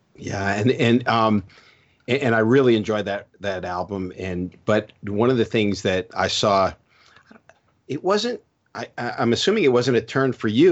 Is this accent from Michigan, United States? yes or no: no; New Jersey, United States; moved away; also born or lived in South Florida; I grew up in New Jersey and then I moved to South Florida.